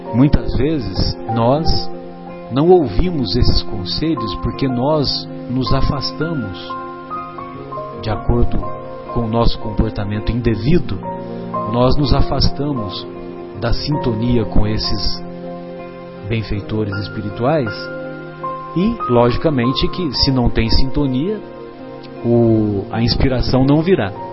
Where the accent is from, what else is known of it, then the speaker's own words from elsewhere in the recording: São José do Rio Pardo, São Paulo, Brazil; eu frequentava os bancos da Igreja Católica lá na minha cidade, em São José do Rio Pardo